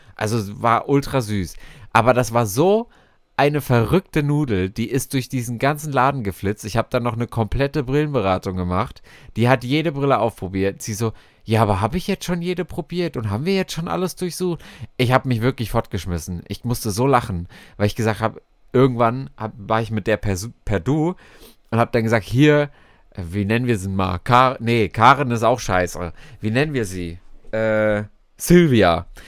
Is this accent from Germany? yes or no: yes; Frankfurt, Hesse, Germany; ich äh, komme aus Frankfurt